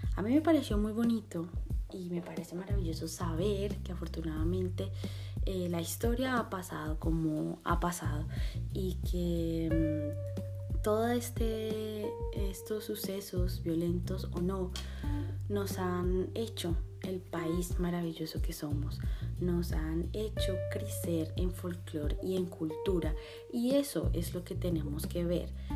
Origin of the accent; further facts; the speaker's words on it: Colombia; tenemos como colombianos